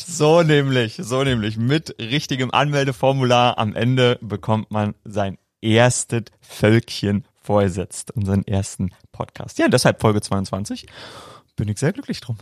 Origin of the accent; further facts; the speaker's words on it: East Germany, Germany; da wo ich herkomme